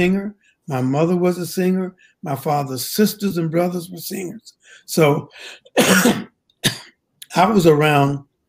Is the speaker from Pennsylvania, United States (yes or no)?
no; Henderson, North Carolina, United States; Well, Henderson is a very small town. And during it, when I was growing up, everybody knew everybody.